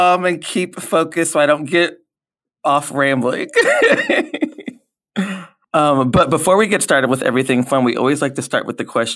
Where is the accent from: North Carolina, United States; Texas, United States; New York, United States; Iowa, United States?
Texas, United States; moved away; I'm originally from Texas